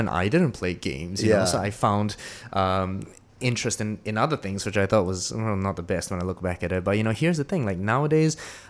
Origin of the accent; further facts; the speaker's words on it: New Zealand; now in Singapore; one of the things that shocked me when I came from New Zealand to Singapore was people say, oh, I need to go shit.